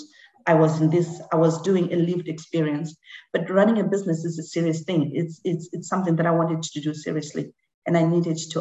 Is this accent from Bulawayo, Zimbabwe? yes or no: no; Harare, Zimbabwe; first language Shona; English is a second language; also born or lived in Masvingo, Zimbabwe; now in United Kingdom; I was born in Mbare.